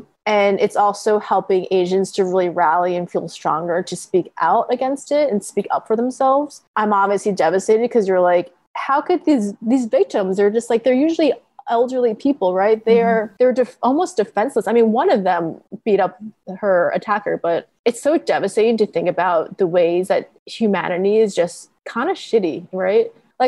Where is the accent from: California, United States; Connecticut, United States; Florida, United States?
Connecticut, United States; born there; I was born in Connecticut, yeah.